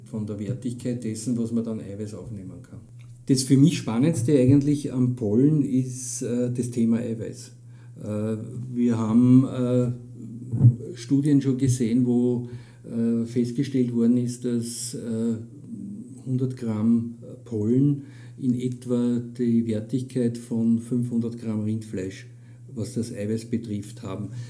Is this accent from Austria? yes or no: yes; Austria; bei uns in Österreich